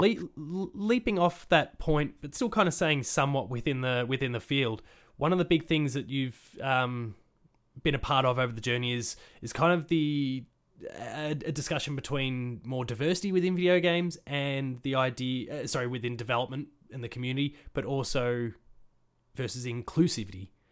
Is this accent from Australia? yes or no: yes; Australia; I'm from Australia and it's a very for want of a better phrase it's a, it's a very whitewashed country